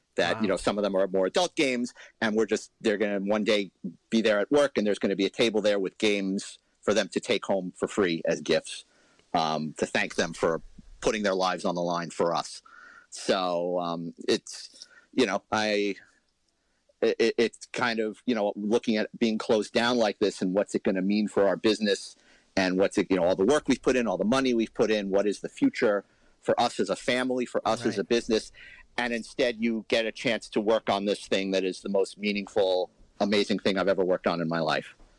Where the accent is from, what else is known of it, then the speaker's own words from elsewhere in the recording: New York City, New York, United States; now in Huntington, United States; I grew up in Manhattan, you know, street noise, I kind of filter it all out